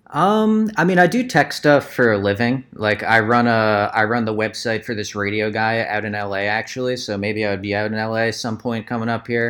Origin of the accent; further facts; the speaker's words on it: Lehigh Valley, Pennsylvania, United States; we're all from the Lehigh Valley in Pennsylvania